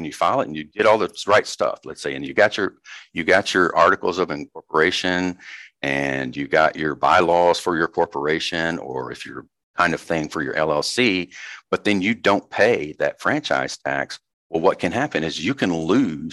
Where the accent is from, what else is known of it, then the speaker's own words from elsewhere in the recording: Arkansas, United States; I grew up in Arkansas and I grew up out in the country.